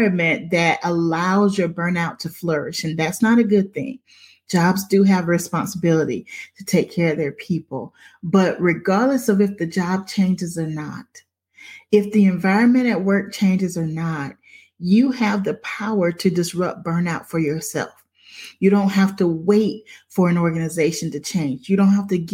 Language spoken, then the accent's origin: English; Crockettville, South Carolina, United States; moved away; I grew up in Crockettville